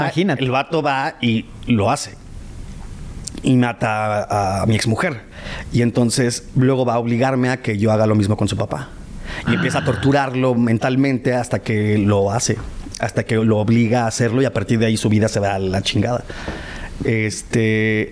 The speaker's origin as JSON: {"language": "Spanish", "region": "northern Mexico", "country": "Mexico", "accent": "norteño", "said": "mi acento"}